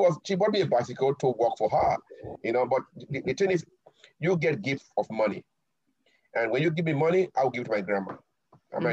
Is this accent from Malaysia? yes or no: no; Benin City, Edo, Nigeria; now in Tokyo, Japan; So we grew up in a society like that. We have our own greetings in Benin